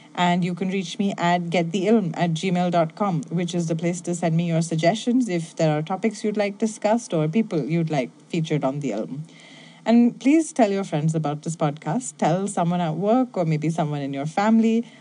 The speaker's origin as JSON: {"language": "English", "town": "Bangalore", "region": "Karnataka", "country": "India", "also_born_or_lived": "Mumbai", "moved": "yes", "said": "I'm originally from Bangalore in India"}